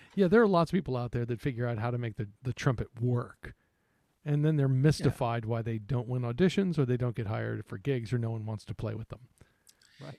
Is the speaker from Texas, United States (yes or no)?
yes; Texas, United States; I'm the one from Texas